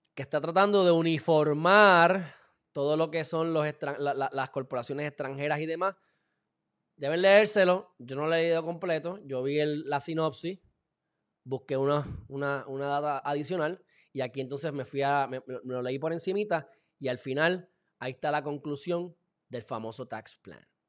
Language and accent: Spanish; Puerto Rico